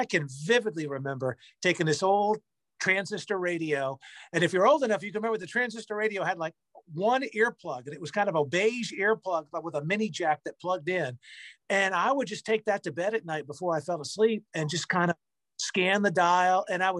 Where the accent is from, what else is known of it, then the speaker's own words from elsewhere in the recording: Providence, Rhode Island, United States; moved away as an adult; also born or lived in Miami, Florida; now in Nashville, United States; So I grew up just outside of Providence, Rhode Island.